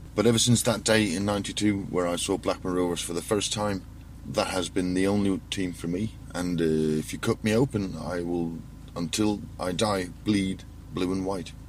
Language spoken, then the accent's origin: English; Faroe Islands; born or raised there